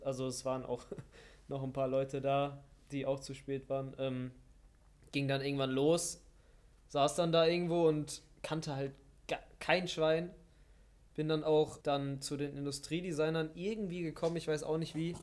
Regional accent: Witten, North Rhine-Westphalia, Germany; also born or lived in Wuppertal; Ich komme äh, eigentlich aus Bochum-Witten

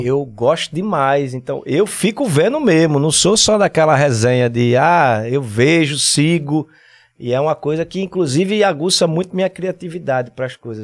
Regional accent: Recife, Pernambuco, Brazil; Casa Amarela, aqui mesmo, pé do Morro da Conceição

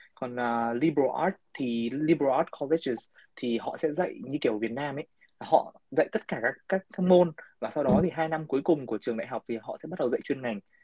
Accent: Hưng Yên, Vietnam; now in United States; ở quê em chẳng hạn như ở em ở Hưng Yên

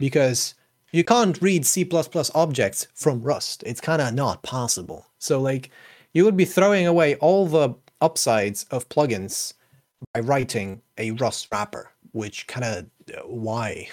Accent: Poland; moved away; I'm not currently in Poland, but I'm from Poland, I'm Polish

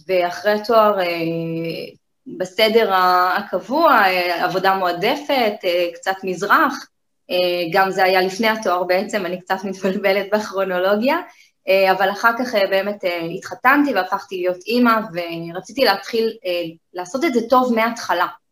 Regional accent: Kiryat Ono, Tel Aviv District, Israel; born or raised there

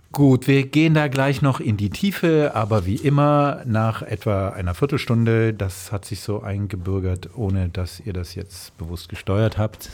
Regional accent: Rhineland, Germany; moved away; Ich bin ja gebürtig im Rheinland und habe mir das sozusagen ähm, als Fremdsprache angeeignet

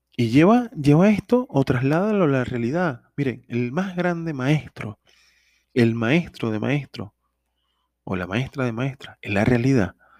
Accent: Venezuela; en mi país, Venezuela

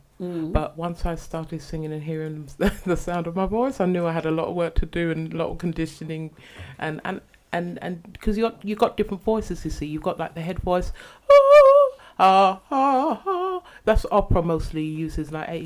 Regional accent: London, United Kingdom; I'm just a Londoner, a girl from Jamaican parentage, born here

